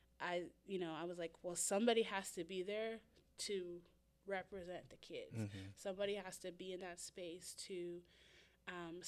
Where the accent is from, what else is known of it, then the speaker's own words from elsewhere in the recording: Wilkinsburg, Pennsylvania, United States; I grew up in Wilkinsburg